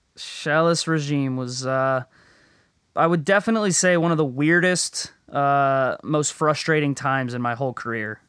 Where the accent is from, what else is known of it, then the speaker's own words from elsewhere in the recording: Florida, United States; moved away as an adult; it was like heaven for me growing up